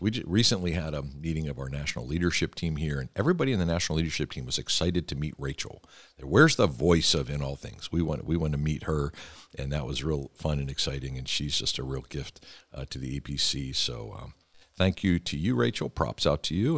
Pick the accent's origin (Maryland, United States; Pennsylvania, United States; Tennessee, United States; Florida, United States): Pennsylvania, United States; Philadelphia; I grew up in Philadelphia